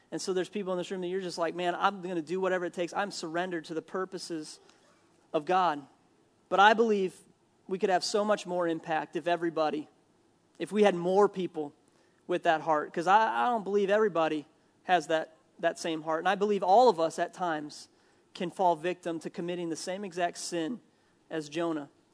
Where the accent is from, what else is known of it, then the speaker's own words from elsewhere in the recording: Minnesota, United States; I'm from Minnesota